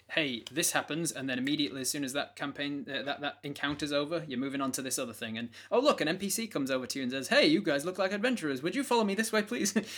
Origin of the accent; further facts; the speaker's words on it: United Kingdom; being British